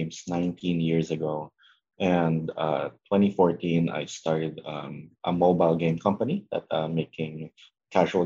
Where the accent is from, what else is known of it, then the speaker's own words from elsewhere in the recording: Philippines; my home country in the Philippines